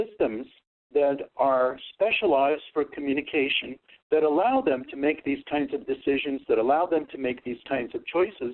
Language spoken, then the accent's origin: English; United States; first language Russian; English is a second language; My first language that I learned to speak was Russian. And by the time that I was 5, I was fluent in Russian, and my parents moved to the United States